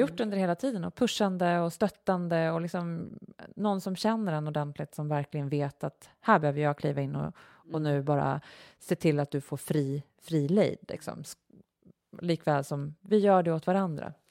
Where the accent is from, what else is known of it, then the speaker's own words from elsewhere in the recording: Uppsala, Uppsala County, Sweden; also born or lived in Knivsta; vi flyttade från Uppsala till Knivsta